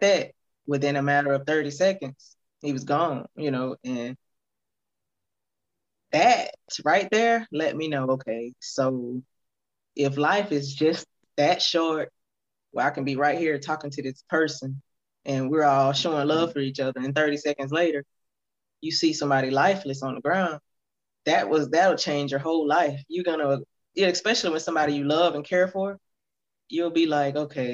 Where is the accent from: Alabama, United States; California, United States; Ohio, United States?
Alabama, United States; Prichard; my hometown, Pritchard, Mobile